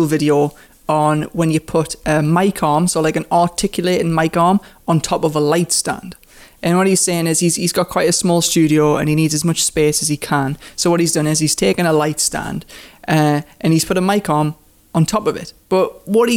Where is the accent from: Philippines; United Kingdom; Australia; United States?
United Kingdom; Newcastle upon Tyne, North East England; accent: Geordie; I am from Newcastle upon Tyne. I am a Geordie and I am 25 years old